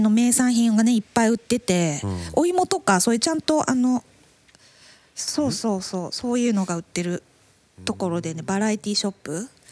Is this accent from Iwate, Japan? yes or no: no; Makubetsu, Hokkaido, Japan; now in Tokyo, Japan; 私の生まれ育ったねあ生まれ育ったって生まれた町の、幕別町